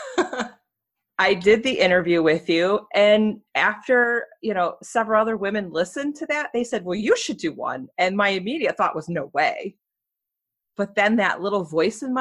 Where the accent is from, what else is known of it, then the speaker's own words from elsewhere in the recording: Romeoville, Illinois, United States; Romeoville, Illinois.